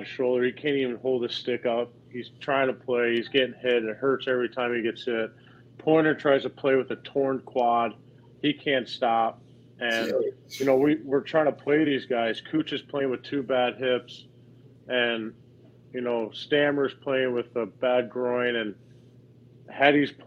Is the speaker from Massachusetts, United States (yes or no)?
no; St. Louis, Missouri, United States; I'm from St. Louis